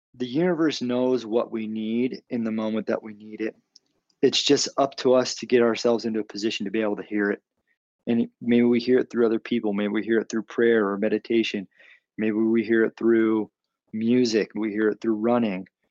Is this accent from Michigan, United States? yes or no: no; Arizona, United States; I'm from Arizona.